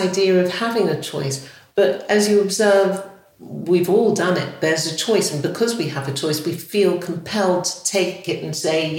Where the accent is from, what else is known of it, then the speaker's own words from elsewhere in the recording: England, United Kingdom; I grew up in England, I belong to the culture of the Caribbean and Africa